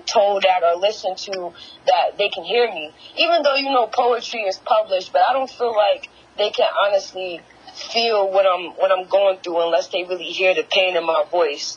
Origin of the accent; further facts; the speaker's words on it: Paterson, New Jersey, United States; I'm from Paterson, New Jersey.